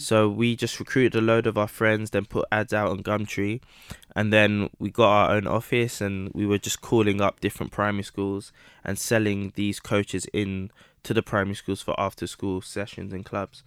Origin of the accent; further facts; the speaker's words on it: London, United Kingdom; also born or lived in Midlands (boarding school); I grew up in Southeast London in Camberwell, um, between Camberwell and Peckham.